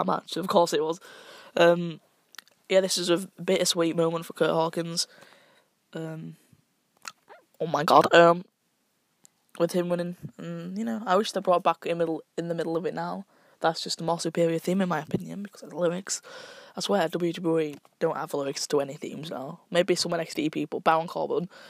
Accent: United Kingdom; I'm British.

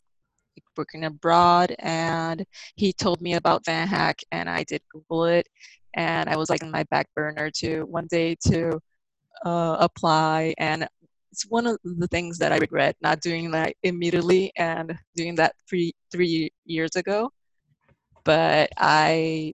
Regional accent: Brasilia, Federal District, Brazil; moved away as an adult; now in Toronto, Canada; I'm from Brasilia. I lived in Brasilia

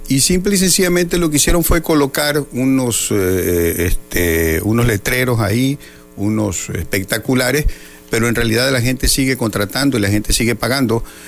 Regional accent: Cunduacán, Tabasco, Mexico; en mi pueblo, en Cunduacán

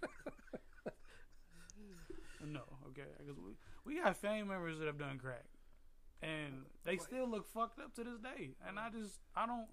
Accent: San Diego, California, United States; I grew up in San Diego

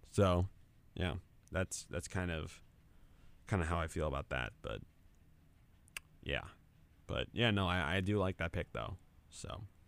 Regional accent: Fairfield, New Jersey, United States; my hometown in Fairfield

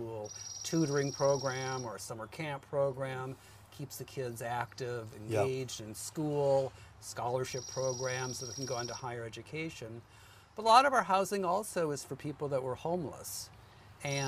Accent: Wisconsin, United States; moved away as an adult; now in Thousand Oaks, United States; I am from Wisconsin.

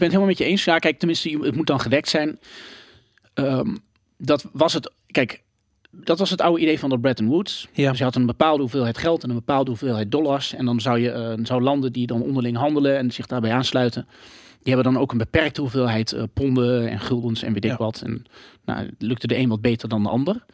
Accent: Gelderland, Netherlands; ik kom uit Gelderland, mhm. een net dorpje. Ging naar de basisschool

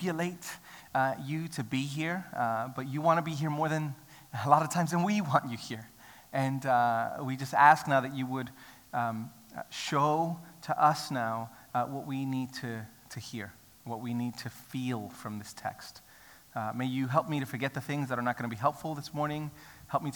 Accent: New York City, New York, United States; now in Australia; I grew up in New York City

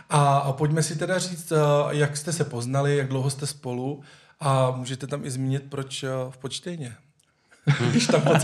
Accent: Žamberk, Pardubice Region, Czechia; moved away as an adult; also born or lived in Ústí nad Orlicí; now in Potštejn, Czechia; Kolik je tobě, …? 38. 38. A, odkud pocházíš? Já z toho Žamberka.

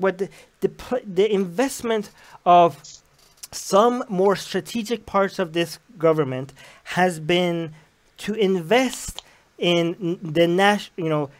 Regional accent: Iran; when I grew up in Iran

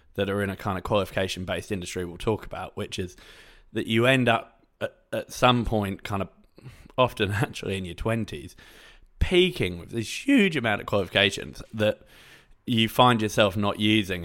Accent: England, United Kingdom; I'm from England, so we had, like, a UCAS form

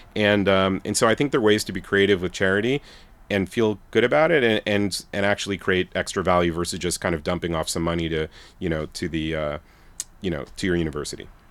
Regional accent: New York City, New York, United States; I'm from Brooklyn, Bensonhurst, Brooklyn

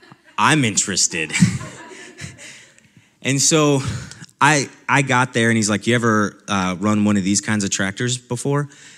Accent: Nebraska, United States; the time that I spent as a ranch hand on a ranch in my hometown in Nebraska.

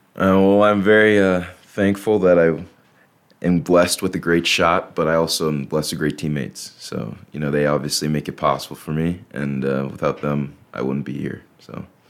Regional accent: Stillwater, Minnesota, United States; moved away; from Stillwater, Minnesota, so just right on the edge of Minnesota and Wisconsin right there

